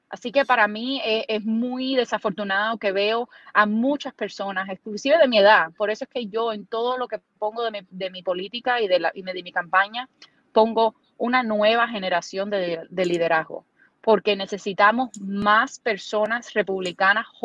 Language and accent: Spanish; Cuba; now in United States; en nuestro, en nuestro estado, nuestro, nuestro distrito, eh, en nuestra comunidad, no solamente como cubanos, pero en general, las preocupaciones que tienen las personas.